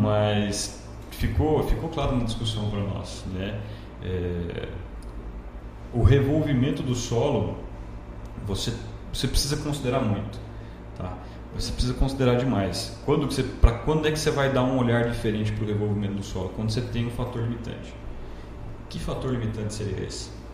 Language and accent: Portuguese; Londrina, Paraná, Brazil; moved away as an adult; also born or lived in Primavera do Leste, Mato Grosso; now in Lucas do Rio Verde, Brazil; numa cidade do interior do noroeste do Paraná chamada Paranavaí. Mudei de lá muito cedo, né? É, fiz a vida em Londrina, vida pessoal, vida acadêmica, tudo por lá